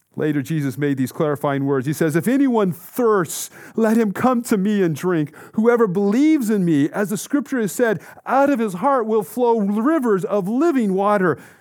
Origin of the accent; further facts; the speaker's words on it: Colorado, United States; Growing up in Colorado, in an active family who loved the outdoors